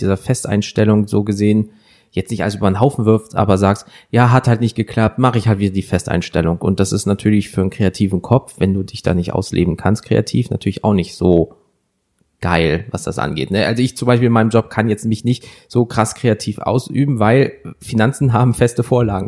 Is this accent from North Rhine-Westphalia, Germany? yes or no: yes; Wuppertal, North Rhine-Westphalia, Germany; Heute sind wir in Wuppertal, meiner Heimat